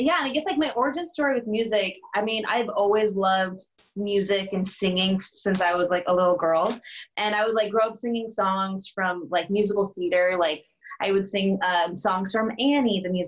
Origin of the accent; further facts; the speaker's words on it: Arizona, United States; I'm from Arizona